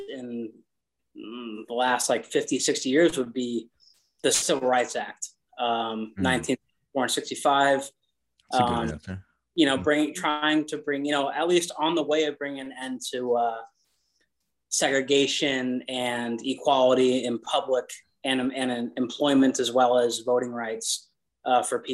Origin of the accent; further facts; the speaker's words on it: Simi Valley, California, United States; moved away as an adult; now in Rhode Island, United States; I'm from the town just on the northern border of it called Simi Valley. But Ventura County, so I was a valley kid